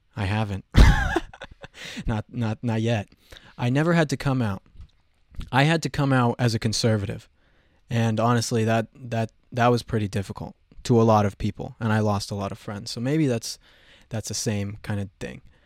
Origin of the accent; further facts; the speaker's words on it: Colorado, United States; I have been mocked for my accent, okay? I'm from Colorado